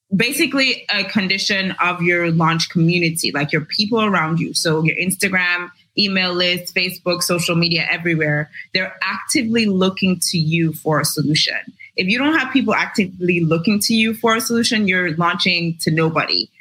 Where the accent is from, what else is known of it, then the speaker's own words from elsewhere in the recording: Jamaica; I am Jamaican born, raised in Jamaica. I currently work in Jamaica